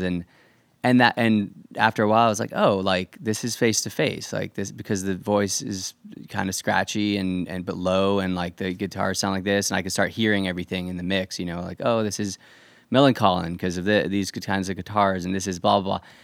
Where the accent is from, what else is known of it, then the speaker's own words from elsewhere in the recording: Irvine, California, United States; also born or lived in New Jersey; I grew up in Irvine